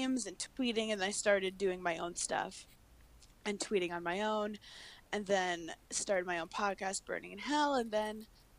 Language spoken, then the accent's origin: English; New York City, New York, United States; also born or lived in Wisconsin; I'm from Brooklyn, New York, originally